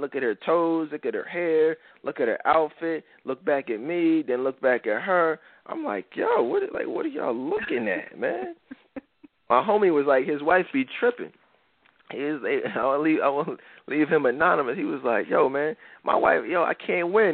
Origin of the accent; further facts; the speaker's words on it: Philadelphia, Pennsylvania, United States; Philly, my hometown